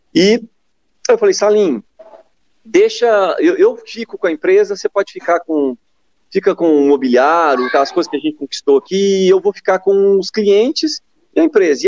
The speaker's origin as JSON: {"language": "Portuguese", "town": "Suzano", "region": "São Paulo", "country": "Brazil", "tie": "born or raised there", "moved": "yes", "lives_now": "Franca, Brazil", "said": "nasci em Suzano, mas é, Franca é a minha cidade do coração mesmo. Tá? É a cidade que, que eu escolhi para viver."}